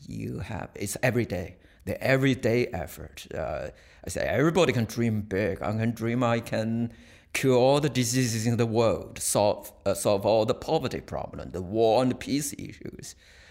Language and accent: English; China; I was born 1957 in China.